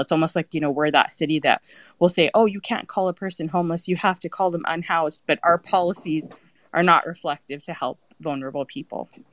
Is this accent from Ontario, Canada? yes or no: no; Edmonton, Alberta, Canada; now in Toronto, Canada; I'm originally from Edmonton